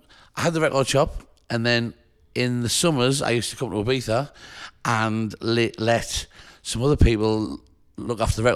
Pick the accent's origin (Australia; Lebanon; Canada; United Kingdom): United Kingdom; Sunderland, North East England; So I bought a record shop in my hometown. {S0} Which is? {S1} In Sunderland, in the north of England.